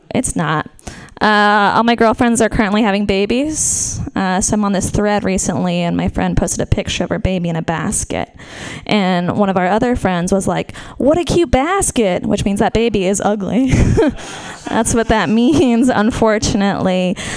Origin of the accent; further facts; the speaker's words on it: Marin, California, United States; We're from Marin